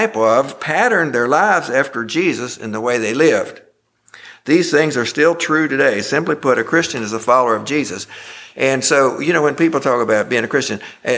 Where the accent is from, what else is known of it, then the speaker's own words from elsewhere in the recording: Rockingham Memorial Hospital, Virginia, United States; I was born in Rockingham Memorial Hospital, and I grew up a mile west of the Pike Church